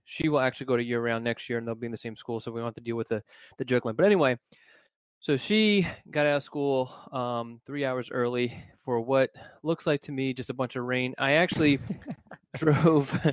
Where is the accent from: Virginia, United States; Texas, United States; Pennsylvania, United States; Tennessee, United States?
Pennsylvania, United States; Philadelphia; moved away; I grew up in Philadelphia